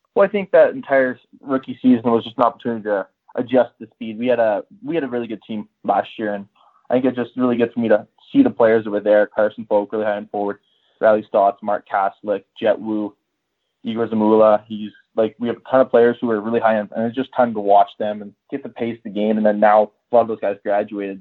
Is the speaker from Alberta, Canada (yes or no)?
yes; Whitecourt, Alberta, Canada; also born or lived in Edmonton; I grew up in Whitecourt, and then I moved on to Edmonton